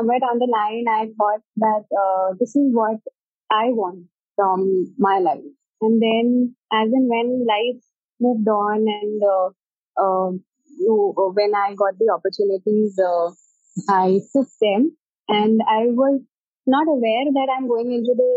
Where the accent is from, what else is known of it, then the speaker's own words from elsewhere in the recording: Agra, Uttar Pradesh, India; also born or lived in Delhi; I belong to Agra and I'm presently posted also in my hometown, Agra. So, I did my schooling from Agra itself